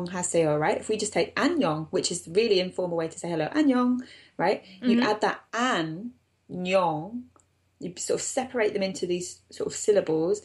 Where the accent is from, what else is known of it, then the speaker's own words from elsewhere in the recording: England, United Kingdom; I'm English.